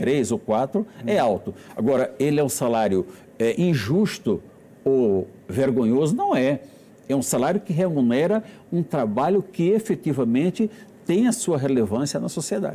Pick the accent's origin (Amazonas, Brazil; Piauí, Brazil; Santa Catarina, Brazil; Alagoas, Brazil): Alagoas, Brazil; Alagoas, que é minha terra